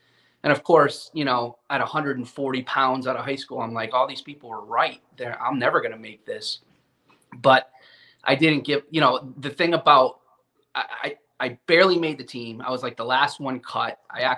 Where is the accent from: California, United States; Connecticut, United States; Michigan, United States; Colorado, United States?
Connecticut, United States; I grew up in Connecticut and baseball obsessed.